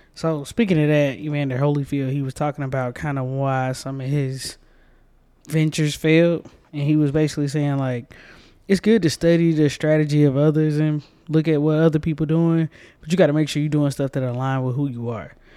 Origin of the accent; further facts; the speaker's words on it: Georgia, United States; I'm from Georgia, too.